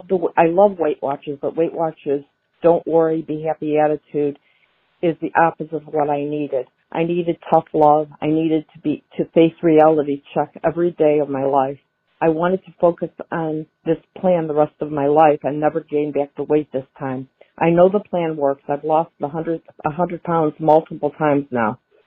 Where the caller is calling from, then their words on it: Ohio, United States; Hi, Donato. … I'm from Ohio.